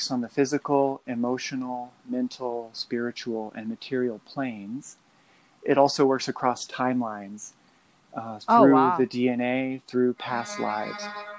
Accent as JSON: {"language": "English", "region": "Midwest", "country": "United States", "tie": "born or raised there", "lives_now": "Moab, United States", "said": "I live in Moab, Utah. Mm. I grew up in the Midwest, single parent, moved around quite a bit. I was raised Pentecostal"}